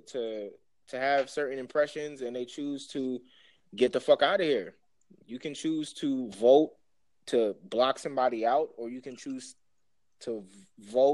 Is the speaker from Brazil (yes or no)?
no; Jamaica; you definitely know off rip I'm from Jamaica